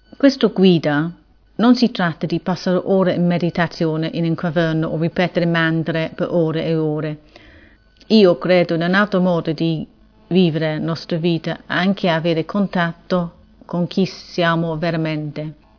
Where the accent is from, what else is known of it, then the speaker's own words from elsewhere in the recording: England, United Kingdom; Italian is a second language; sono inglese